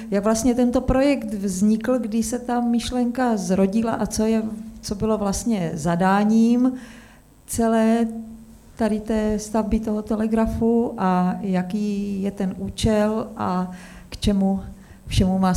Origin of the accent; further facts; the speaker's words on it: Olomouc, Olomouc Region, Czechia; Já jsem sice Olomoučanka